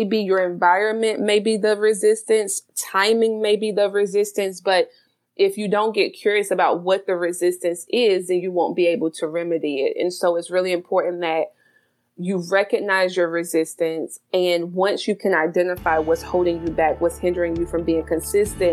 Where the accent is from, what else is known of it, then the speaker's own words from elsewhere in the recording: South Carolina, United States; now in Baltimore, United States; I'm originally from the South. So I'm a South Carolina girl